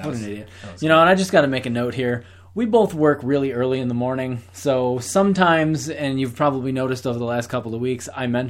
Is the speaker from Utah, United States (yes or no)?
no; New York, United States; from New York.